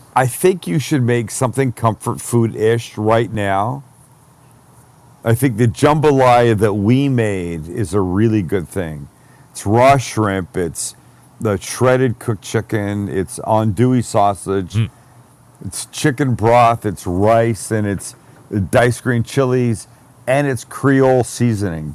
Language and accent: English; Canada; I'm Canadian